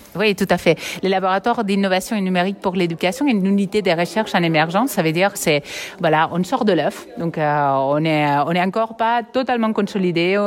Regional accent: Catalonia, Spain; accent: Catalan; moved away as an adult; also born or lived in Barcelona / Quebec; now in Nice, France; j'ai un accent catalan, mais je suis partie soigner cet accent au Québec. ça n'a rien changé et je suis retournée à Nice

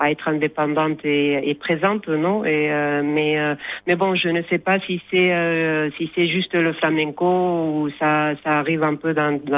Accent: Asturias, Spain; moi, par exemple, je viens du nord de l'Espagne, des Asturies. Donc, pour moi, le flamenco, c'est c'est un peu loin de ma de ma mes racines, de ma culture du nord.

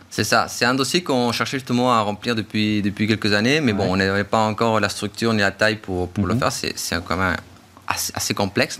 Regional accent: Chile; moved away; je viens du coup du Chili

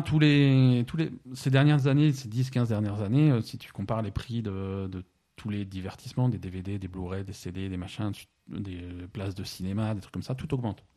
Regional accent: France; chez nous en France

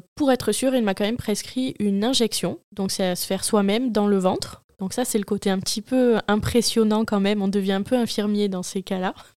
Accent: Marseille, Provence-Alpes-Côte d'Azur, France; Je suis marseillaise, née à Marseille et euh, j'habite actuellement à côté de Marseille

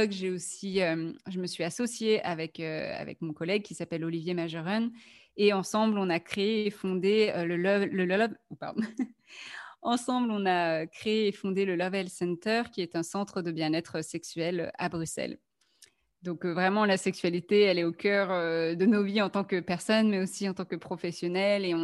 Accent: France; now in Belgium; je suis française

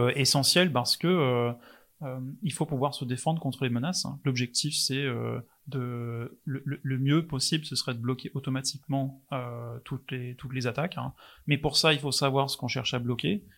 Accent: England, United Kingdom; French is a second language; now in Rennes, France; je suis anglais

